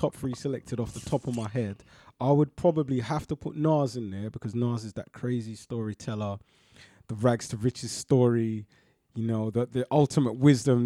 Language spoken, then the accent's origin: English; London, United Kingdom; being born and raised in London